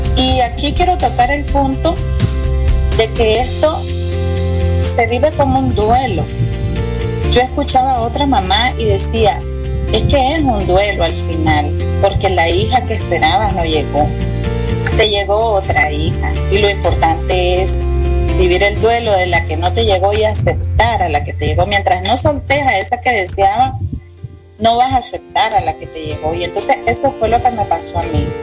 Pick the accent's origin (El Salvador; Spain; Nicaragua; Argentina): Nicaragua; Soy una mujer nicaragüense apasionada